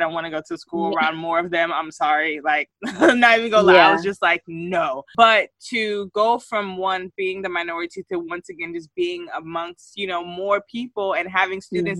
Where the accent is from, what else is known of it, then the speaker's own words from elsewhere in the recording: Grayson, United States; growing up in Grayson, you don't really see that many Black people either.